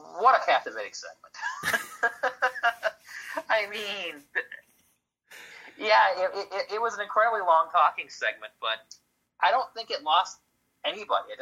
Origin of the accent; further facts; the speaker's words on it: Detroit, Michigan, United States; I'm from Detroit